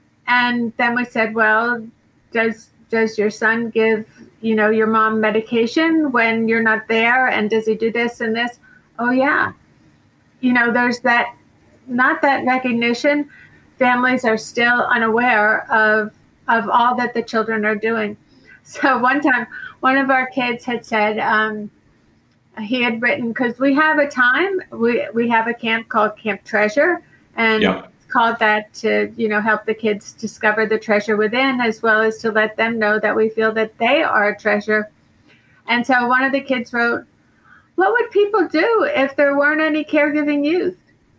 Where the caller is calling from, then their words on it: Boca Raton, Florida, United States; I'm calling in from Boca Raton, Florida.